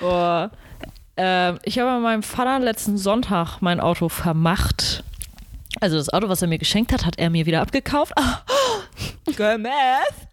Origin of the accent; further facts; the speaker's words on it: Germany; Ich, deutsche Kartoffel